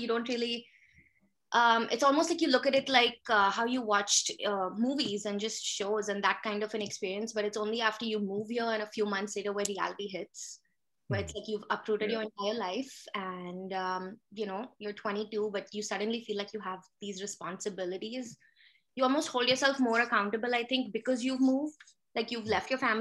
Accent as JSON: {"language": "English", "town": "Pune", "region": "Maharashtra", "country": "India", "tie": "born or raised there", "also_born_or_lived": "Mumbai", "moved": "as an adult", "lives_now": "Canada", "said": "So I was born in Pune. My mom's family is from Pune. She was from an army family and my dad's from Bombay. So I was actually in boarding school since I was 9."}